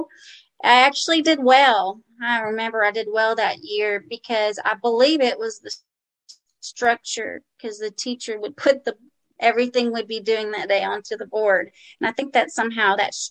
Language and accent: English; New Orleans, Louisiana, United States; now in Birmingham, United States; I presently live in Birmingham, Alabama, but I grew up in New Orleans, Louisiana